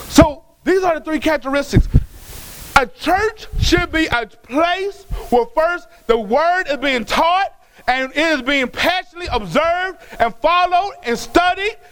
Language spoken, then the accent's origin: English; Dallas, Texas, United States; I was born in Parkland. That's a government hospital.